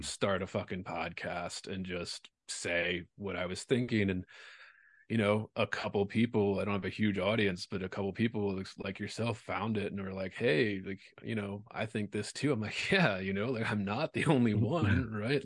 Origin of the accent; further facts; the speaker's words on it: Baltimore, Maryland, United States; moved away as an adult; also born or lived in Louisiana; now in Las Vegas, United States; I'm from Baltimore originally. I did. I went to undergrad in Baltimore